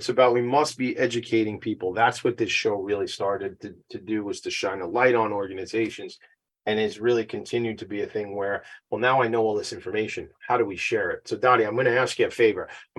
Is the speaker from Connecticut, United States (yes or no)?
no; Long Island, New York, United States; I'm not from the South. I'm from Strong Island.